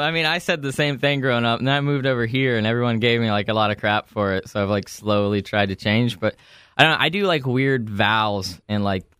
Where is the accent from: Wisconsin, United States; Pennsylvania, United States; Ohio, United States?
Ohio, United States; southern; moved away as an adult; now in Indianapolis, United States; I've been here for about 3 years. So Indy feels more like home because I grew up like on basically a farm in southern Ohio.